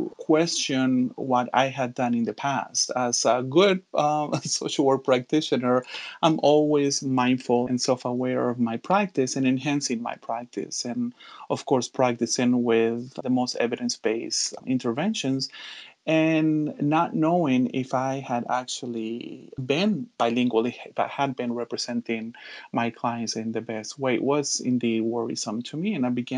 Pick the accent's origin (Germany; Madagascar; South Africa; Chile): Chile; born there; And although I was born in Chile, I no longer have a Chilean accent when I speak Castellano, which is what we call Spanish in Chile.